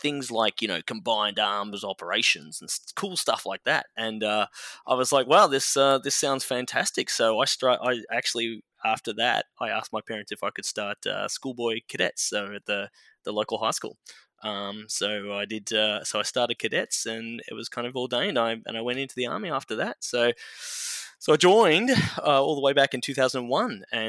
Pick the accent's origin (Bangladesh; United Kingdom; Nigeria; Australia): Australia; Melbourne, Victoria; moved away as an adult; also born or lived in Canberra; now in United States; So I grew up in Melbourne